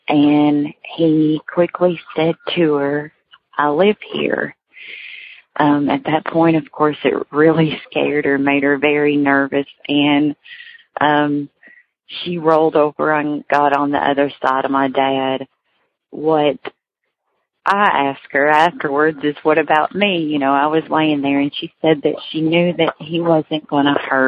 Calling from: Kentucky, United States; I am calling from Kentucky.

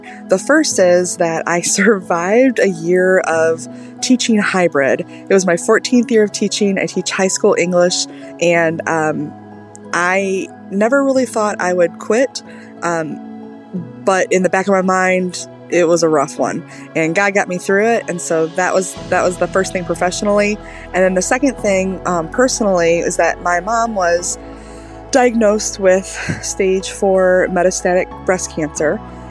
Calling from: Michigan, United States; I am calling from Michigan.

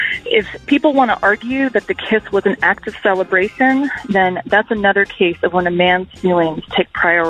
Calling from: Austin, Texas, United States; Hi, this is … I'm calling from Austin, Texas.

